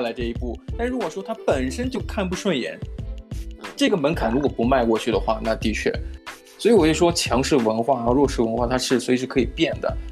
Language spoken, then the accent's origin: Chinese; China; now in Australia; 我中国人